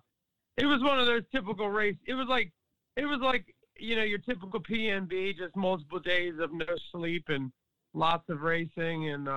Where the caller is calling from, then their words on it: Maryland, United States; I'm calling from Maryland, right outside of Washington, D.C.